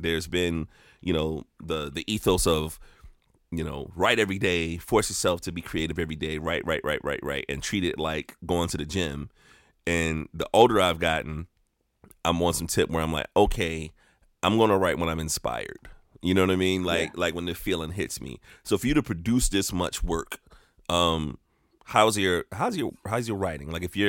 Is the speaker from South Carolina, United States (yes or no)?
yes; South Carolina, United States; I'm from South Carolina